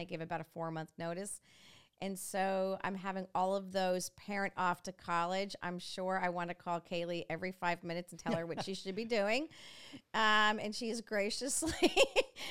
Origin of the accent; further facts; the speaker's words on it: New York, United States; now in Dixon, United States; I was this Yankee from New York